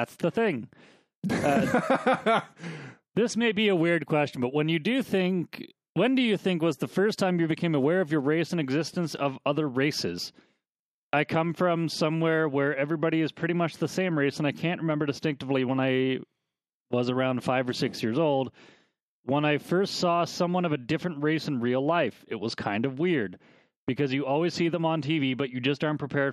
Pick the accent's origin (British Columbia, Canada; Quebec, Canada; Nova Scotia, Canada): Nova Scotia, Canada; moved away; also born or lived in Calgary; I grew up in Nova Scotia where there wasn't a lot of cultural diversity